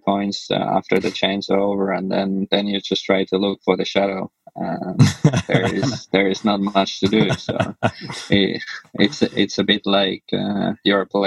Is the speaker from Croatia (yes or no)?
no; Finland; moved away; also born or lived in Switzerland; I grew up in Finland, and then I lived like 7 years in Switzerland